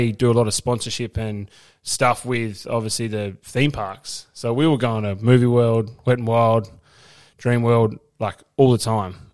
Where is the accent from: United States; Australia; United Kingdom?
Australia; Melbourne, Victoria; born there; So I was born in East Melbourne at uh